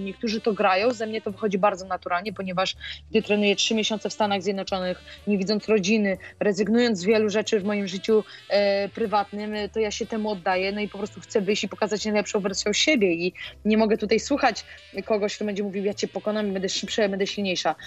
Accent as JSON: {"language": "Polish", "town": "Olsztyn", "region": "Warmian-Masurian Voivodeship", "country": "Poland", "said": "ja pochodzę z Olsztyna"}